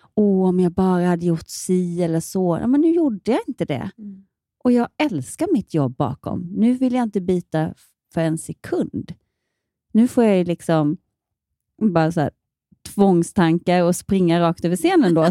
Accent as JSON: {"language": "Swedish", "town": "Ronneby", "region": "Blekinge", "country": "Sweden", "tie": "born or raised there", "also_born_or_lived": "Malmö", "moved": "yes", "lives_now": "Gothenburg, Sweden", "said": "hemma i Ronneby så gjorde jag alla, jag var med på alla så här nyårsrevyer"}